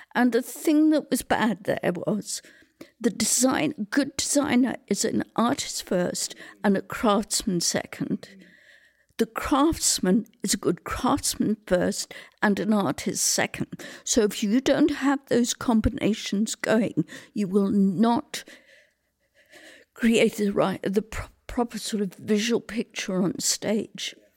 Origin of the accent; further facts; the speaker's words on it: England, United Kingdom; moved away as an adult; also born or lived in Vancouver, Canada; now in Salt Spring Island, Canada; I was born in Britain during the war.